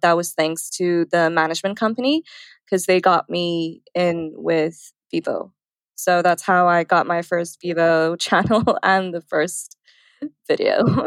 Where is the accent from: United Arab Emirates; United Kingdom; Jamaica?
United Arab Emirates; Dubai; moved away as an adult; also born or lived in India; now in Los Angeles, United States; I was born in India, I grew up in Dubai, and then I moved to LA.